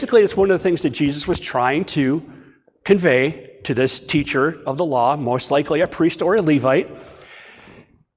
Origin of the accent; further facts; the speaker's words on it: Ashtabula, Ohio, United States; also born or lived in Martins Ferry, Ohio; now in Bellaire, United States; My hometown, Ashtabula